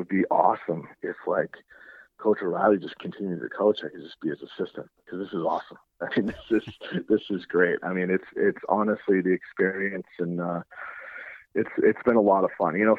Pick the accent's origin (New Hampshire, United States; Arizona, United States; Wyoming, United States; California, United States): New Hampshire, United States; Nashua; my time growing up in Nashua, playing at Nashua High when it was one school